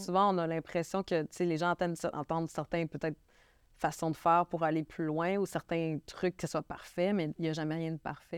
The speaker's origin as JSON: {"language": "French", "region": "Quebec", "country": "Canada", "accent": "Québécois", "said": "je suis québécoise. Je sais que je suis une femme keb qui arrive avec un accent"}